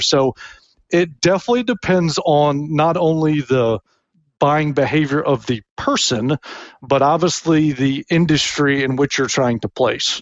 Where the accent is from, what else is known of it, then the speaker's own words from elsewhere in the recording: Tennessee, United States; moved away as an adult; also born or lived in Memphis, Tennessee / Alabama; now in Florida, United States; Born in Memphis, grew up a Vanderbilt fan, not University of Tennessee, which is weird for some people. Yet my alma mater is Auburn. So I grew up in Tennessee, went to college in Alabama, and now I'm a Floridian